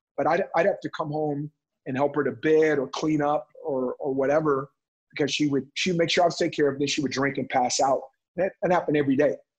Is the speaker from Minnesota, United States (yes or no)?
no; Oakland, California, United States; also born or lived in Stockton, California; I grew up in West Oakland